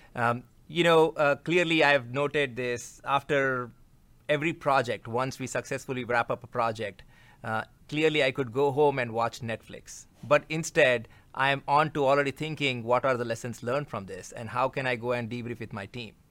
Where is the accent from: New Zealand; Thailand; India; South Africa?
India; moved away as an adult; now in United States; I come from India, culture-wise, as it relates to working with my colleagues in India is relatively easy